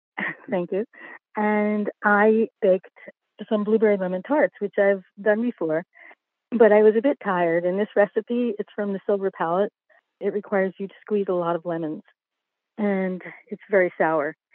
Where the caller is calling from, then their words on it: Wynnewood, Pennsylvania, United States; I'm calling from, uh, Wynwood, Pennsylvania